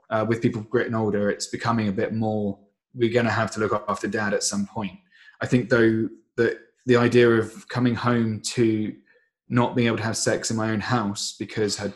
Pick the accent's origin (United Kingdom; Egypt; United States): United Kingdom; England; also born or lived in Indonesia; I think if we're living here in England, um, you're going to do things more Englishly, and because I'm English, obviously that culture is going to be dominant.